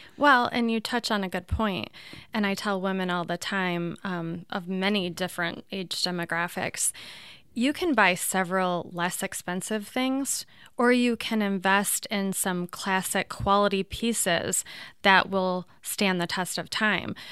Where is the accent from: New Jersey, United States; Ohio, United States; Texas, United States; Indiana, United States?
Ohio, United States; Toledo; I'm from Toledo